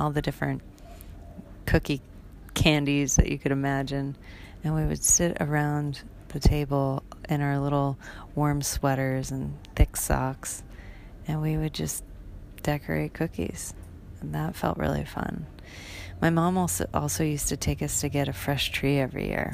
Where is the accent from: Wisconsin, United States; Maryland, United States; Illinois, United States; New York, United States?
Wisconsin, United States; moved away as an adult; now in Bali, Indonesia; growing up in Wisconsin, where we had lots and lots and lots of snow